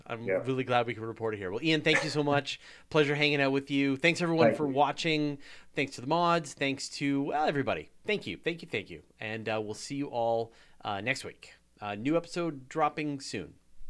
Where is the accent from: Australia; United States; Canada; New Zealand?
Canada; accent: Canadian; And I've got my Canadian accent